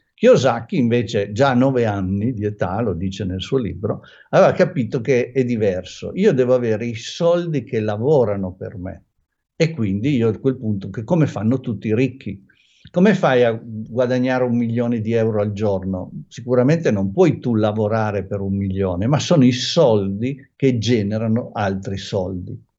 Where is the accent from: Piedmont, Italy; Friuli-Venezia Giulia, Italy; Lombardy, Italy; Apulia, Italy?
Piedmont, Italy; Turin; io sono di Torino